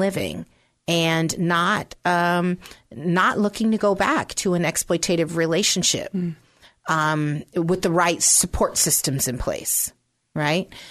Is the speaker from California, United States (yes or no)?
yes; San Francisco, California, United States; also born or lived in Pennsylvania; I was born in Pennsylvania, but um, from the age of two on up, I uh, was raised in San Francisco